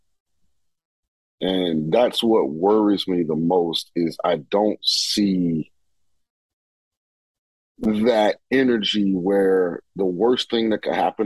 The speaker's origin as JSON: {"language": "English", "town": "St. Petersburg", "region": "Florida", "country": "United States", "said": "I'm from St. Petersburg, Florida"}